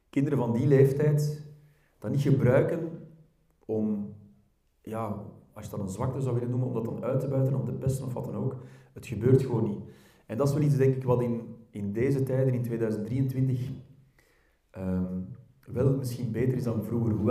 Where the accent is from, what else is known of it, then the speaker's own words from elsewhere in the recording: Belgium; accent: verkavelingsvlaams; ik merk als ik gewoon praat in mijn, in mijn eigen dialect of verkavelingsvlaams, hoe je het ook wil noemen, met vrienden